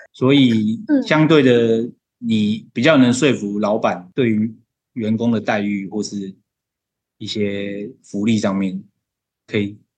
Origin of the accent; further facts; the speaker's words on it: Taiwan; 我们台湾人